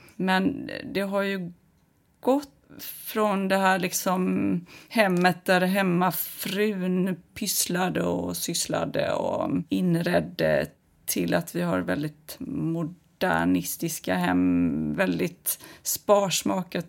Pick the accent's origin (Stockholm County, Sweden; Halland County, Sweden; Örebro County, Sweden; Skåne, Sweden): Halland County, Sweden; Kungsbacka; Nu växte jag upp i Kungsbacka